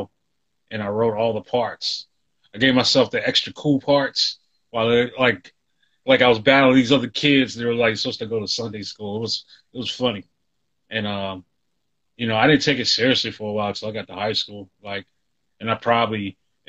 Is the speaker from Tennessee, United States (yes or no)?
yes; Nashville, Tennessee, United States; moved away as an adult; now in Washington, D.C., United States; originally born and raised in Nashville, Tennessee, South Side, borderline of Antioch.